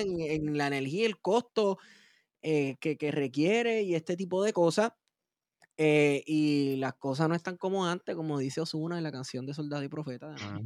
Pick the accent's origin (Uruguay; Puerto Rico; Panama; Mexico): Puerto Rico; como puertorriqueño tiene una relación con el español y el, inglés